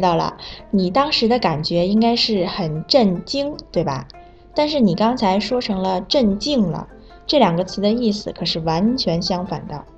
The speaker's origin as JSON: {"language": "Chinese", "country": "Zimbabwe", "second_language": "Chinese", "moved": "yes", "lives_now": "China", "said": "我是来自津巴布韦的"}